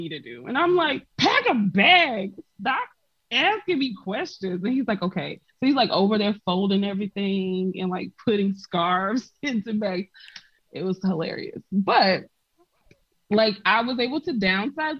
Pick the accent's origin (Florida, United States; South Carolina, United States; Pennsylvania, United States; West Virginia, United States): South Carolina, United States; moved away as an adult; now in Poland; I was born and raised in South Carolina